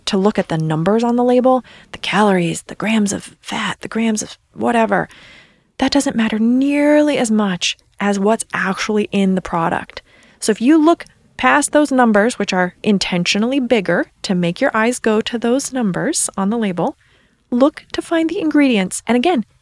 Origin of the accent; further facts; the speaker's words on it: East Coast, United States; moved away; I'm from the East Coast, so I say soda